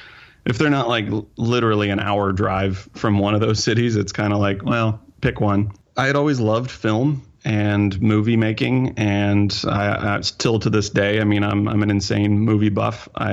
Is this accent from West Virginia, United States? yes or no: yes; Morgantown, West Virginia, United States; moved away as an adult; now in Los Angeles, United States; I grew up in Morgantown, West Virginia. It's a very small town, although it's getting bigger now, I suppose. It is a college town. It's where West Virginia University is.